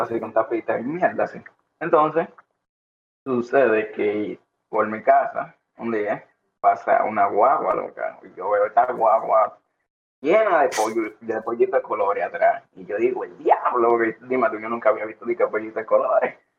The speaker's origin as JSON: {"language": "Spanish", "town": "Santo Domingo", "country": "Dominican Republic", "tie": "born or raised there", "said": "nací en Santo Domingo, no en San Juan"}